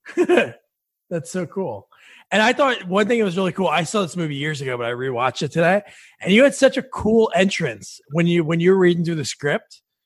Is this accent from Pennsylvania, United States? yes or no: no; New Jersey, United States; also born or lived in South Plainfield, New Jersey; I'm from New Jersey too